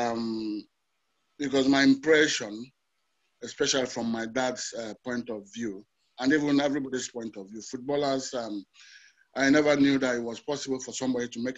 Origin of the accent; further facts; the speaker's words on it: Enugu, Enugu State, Nigeria; also born or lived in Kaduna / Abagana; So we settled in Enugu. I attended my primary school in Enugu, my secondary school in Enugu as well.